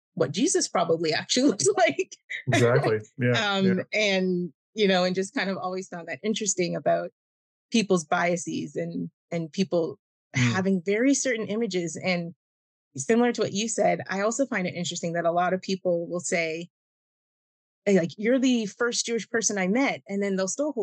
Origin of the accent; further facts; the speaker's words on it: Oakville, Ontario, Canada; Before I moved just outside of Toronto, I grew up in Oakville, which Oakville in the 90s was not diverse